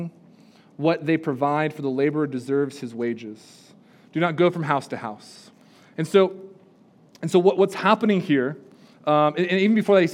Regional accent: California, United States; now in Spruce Pine, United States; I grew up in California, live in Spruce Pine

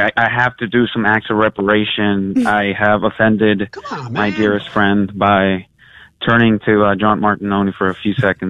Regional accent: Michoacán, Mexico; moved away; I'm from Michoacán, Mexico.

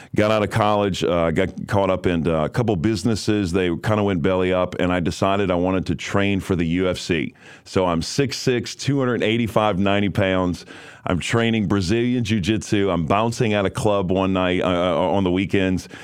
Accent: New Orleans, Louisiana, United States; I was raised in New Orleans, Louisiana

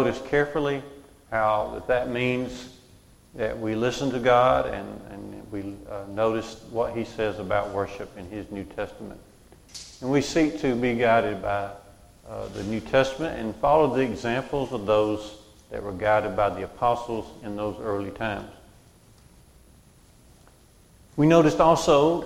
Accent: Walker County, Alabama, United States; I grew up in Waukegan. We went to church out near Smith Lake at Curry Church of Christ

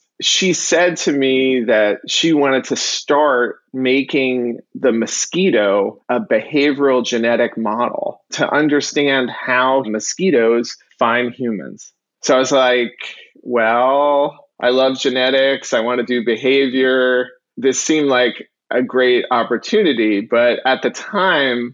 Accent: New York City, New York, United States; moved away as an adult; now in Miami, United States; I'm originally from New York. I was born in the Bronx.

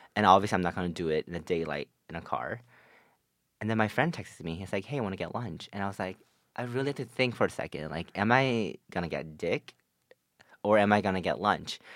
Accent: New Jersey, United States; I'm from North Jersey

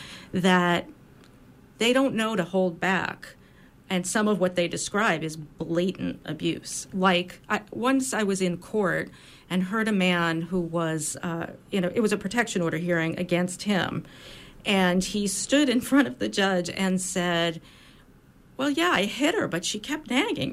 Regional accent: United States; I as an American woman

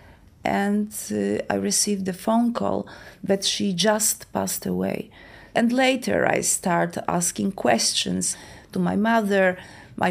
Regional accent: Poland; I live in Warsaw, in Poland. I was born in Poland

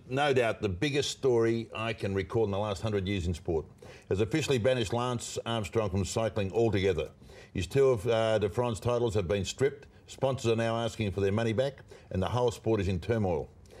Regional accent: Australia; we're all Australian.

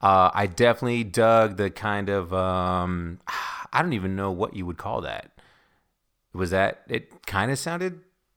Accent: Nigeria; thinking that we're West Indian instead of Nigerian, and also not knowing that English is the main language in Nigeria.

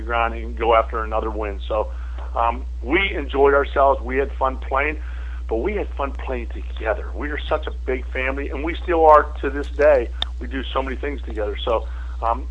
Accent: Pittsburgh, Pennsylvania, United States; now in Buffalo, United States; I grew up in Pittsburgh

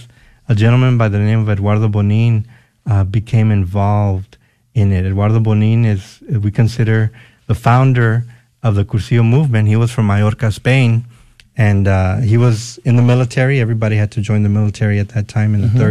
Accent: San Antonio, Texas, United States; I'm born and raised in San Antonio.

